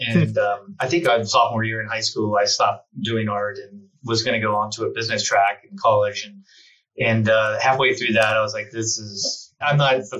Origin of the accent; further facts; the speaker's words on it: Cincinnati, Ohio, United States; moved away as an adult; now in Colorado, United States; I grew up in Cincinnati, Ohio, and then found my way out to Colorado in the early 90s.